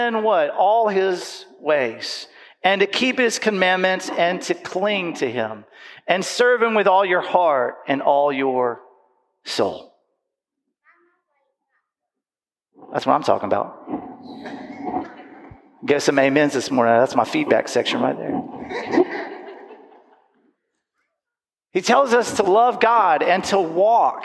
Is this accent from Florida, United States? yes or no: yes; Panama City Beach, Florida, United States; I grew up in Panama City Beach, in Panama City Beach, Florida.